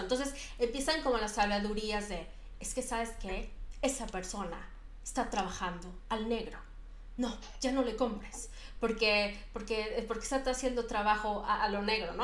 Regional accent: Mexico City, Mexico; moved away as an adult; yo vivía en la Ciudad de México

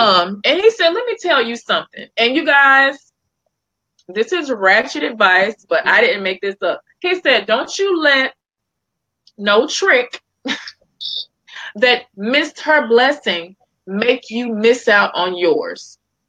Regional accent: Memphis, Tennessee, United States; now in New York, United States; you guys know I'm born and raised in Memphis, Tennessee, but live in New York now.

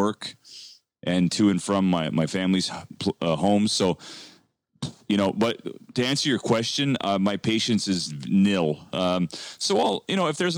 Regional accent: Canada; We're two Canadian boys in the heart of in the nation's capital here in Canada

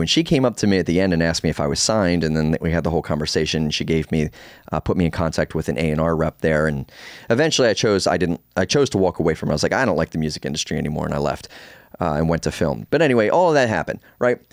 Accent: Baltimore, Maryland, United States; I was born in Baltimore

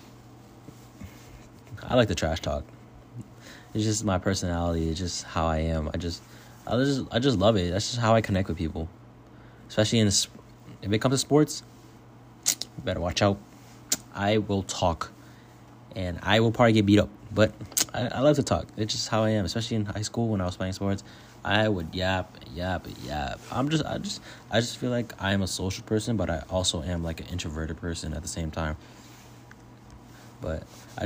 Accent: Alexandria, Virginia, United States; I am from the Northern Virginia area, Alexandria, Virginia. I'm Asian American. I grew up in a middle class suburban area up in Northern Virginia.

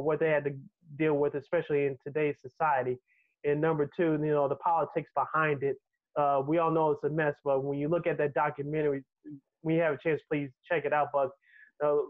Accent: Chicago, Illinois, United States; growing up in Chicago in the 90s

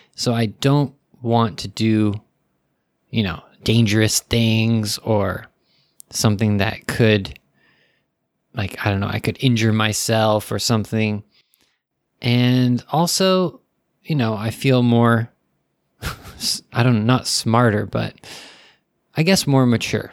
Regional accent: United States; I'm American

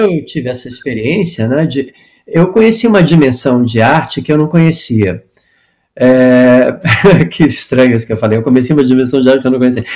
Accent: Brazil; moved away as an adult; also born or lived in United States; quando eu saí do Brasil em 83 para estudar teatro musical

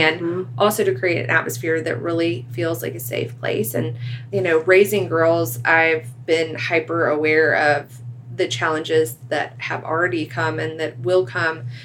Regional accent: right outside of Atlanta, Georgia, United States; we live right outside of Atlanta in my hometown

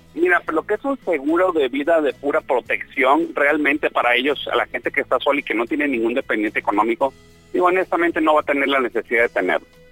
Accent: Mexico; esa mala educación que tenemos nosotros como mexicanos

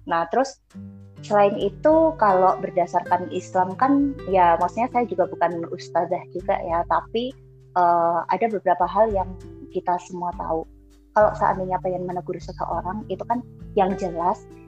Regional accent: Surakarta, Central Java, Indonesia; kampungku aja yang udah di pasar Kliwon notabene uh, Solo

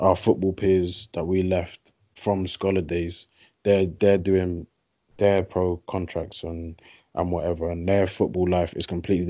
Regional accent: England, United Kingdom; moved away; also born or lived in United States; So me, I tried to keep as English as possible

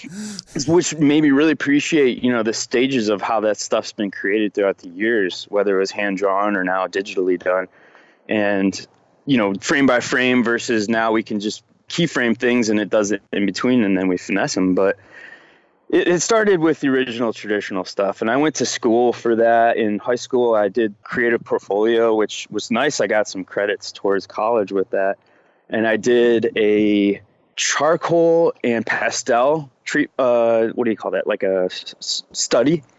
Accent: Rochester, New York, United States; born or raised there

